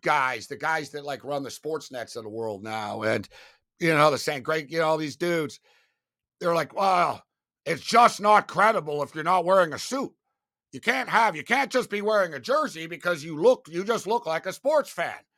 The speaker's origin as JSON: {"language": "English", "town": "Montreal", "region": "Quebec", "country": "Canada", "said": "I was from Montreal. So, being from Montreal is like playing, like, high school football in Florida"}